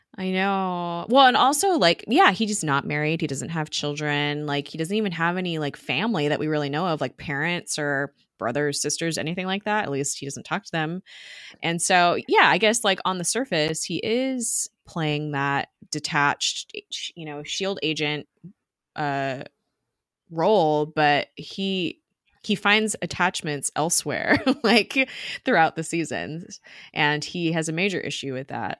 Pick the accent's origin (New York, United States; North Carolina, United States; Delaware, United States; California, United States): California, United States; Long Beach; I grew up in Long Beach